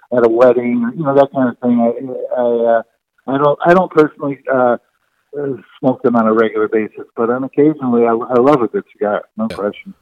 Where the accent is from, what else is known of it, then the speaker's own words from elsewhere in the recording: Detroit, Michigan, United States; moved away as an adult; also born or lived in Kalamazoo, Michigan; now in Chicago, United States; I grew up in Detroit